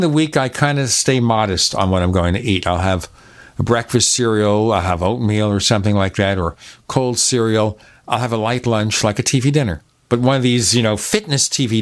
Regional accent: New York, United States; now in Arizona, United States; I'm from New York

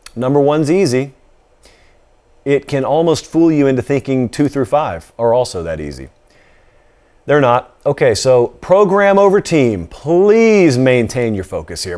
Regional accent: Georgia, United States; I grew up in Georgia

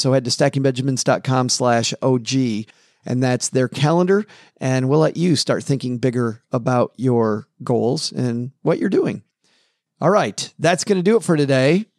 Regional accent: Kalamazoo, Michigan, United States; my hometown of Kalamazoo, Michigan

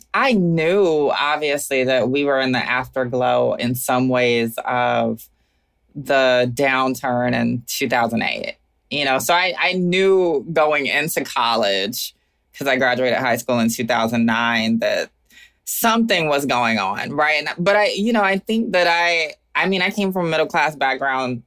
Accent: Augusta, Georgia, United States; moved away as an adult; also born or lived in Atlanta, Georgia / Oakland, California; now in Brooklyn, United States; I am forever from Augusta, Georgia

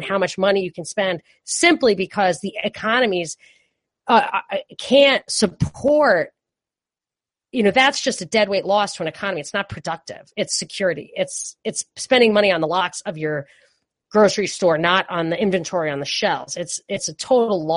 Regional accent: New York City, New York, United States; moved away as an adult; also born or lived in California; when I was growing up in New York

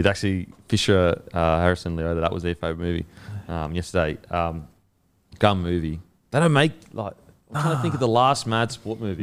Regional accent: Queensland, Australia; as a Queenslander

